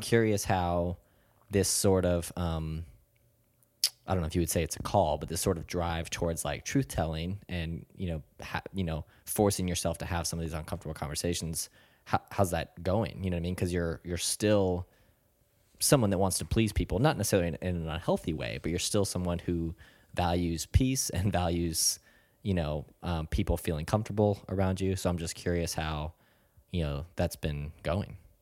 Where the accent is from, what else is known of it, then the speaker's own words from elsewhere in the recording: South Florida, United States; moved away as an adult; now in North Carolina, United States; I grew up in South Florida, and it was, uh, a fairly small suburban town